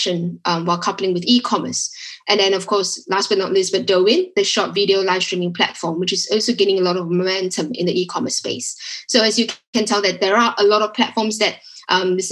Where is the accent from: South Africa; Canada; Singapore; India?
Singapore; moved away as an adult; also born or lived in Shanghai, China; now in London, United Kingdom; I'm originally from Singapore, but I moved to China in about 2009.